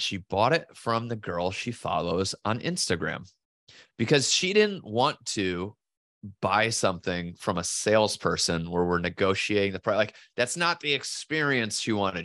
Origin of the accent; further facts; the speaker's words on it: southeastern Connecticut, United States; I was born in Connecticut and southeastern Connecticut